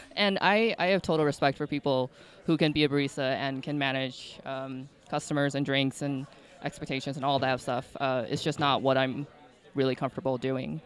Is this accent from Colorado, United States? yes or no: no; outside of Chicago, Illinois, United States; I grew up outside of Chicago